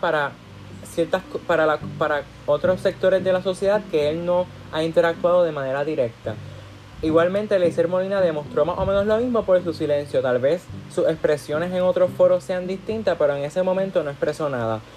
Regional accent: Puerto Rico; cuando salimos fuera de Puerto Rico, cuando salimos fuera, perdón, de nuestra, de nuestra burbuja, de nuestro hogar

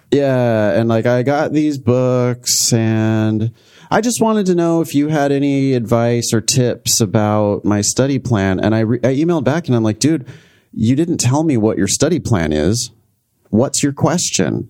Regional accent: Central Valley of California, United States; my hometown in the Central Valley of California

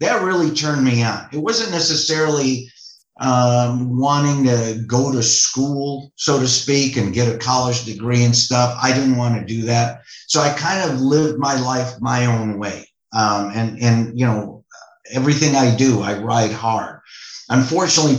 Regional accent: Chicago, Illinois, United States; growing up in Chicago, you know, modest family, loving parents.

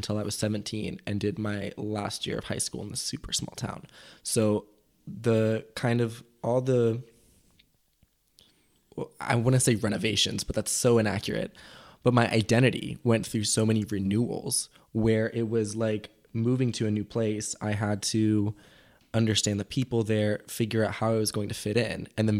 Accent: Mexico; now in United States; my parents spend still a decent amount of time where I grew up in Mexico every year. And so I completely consider that home as well, because that's where I went to school.

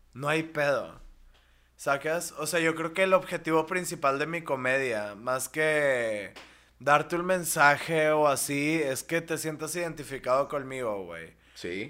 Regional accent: Monterrey, Nuevo León, Mexico; en mi ciudad, en mi ciudad natal

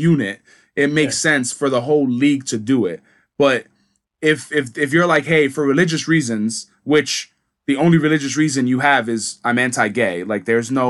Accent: Dominican Republic; I'm from Dominican Republic, I don't want to wear a fucking US flag

